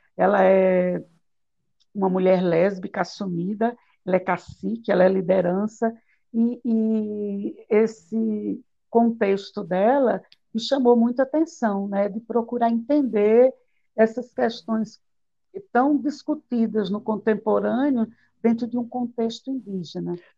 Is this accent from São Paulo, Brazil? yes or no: no; Palmeira dos Índios, Alagoas, Brazil; Eu nasci numa cidade aqui em Alagoas chamada Palmeira dos Índios.